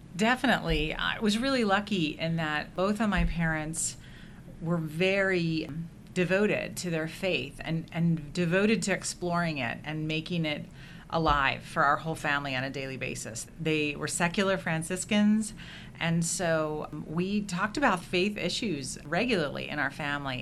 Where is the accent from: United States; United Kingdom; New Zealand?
United States; Indiana; also born or lived in Philadelphia / Washington, D.C.; we did move to Indiana when I was very young